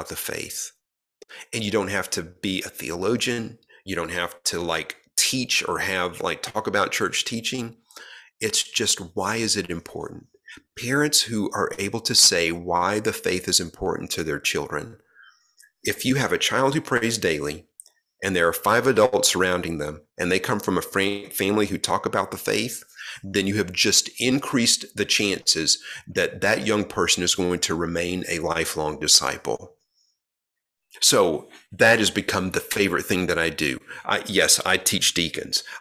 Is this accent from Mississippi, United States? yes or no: yes; Mississippi, United States; I grew up in Mississippi, and very evangelical and evangelistic culture down there